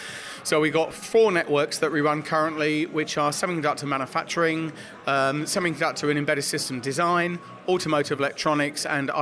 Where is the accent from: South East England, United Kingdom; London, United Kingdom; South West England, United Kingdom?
London, United Kingdom; now in Cambridge, United Kingdom; I'm from London originally, but I live in and around, I worked around Cambridge a long time.